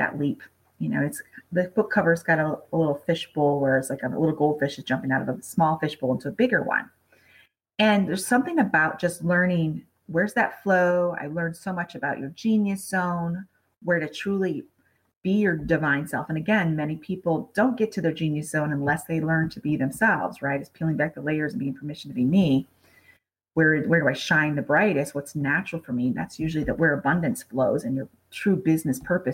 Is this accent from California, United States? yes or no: no; Michigan, United States; moved away as an adult; now in Las Vegas, United States; being from Michigan and growing up on Lake Michigan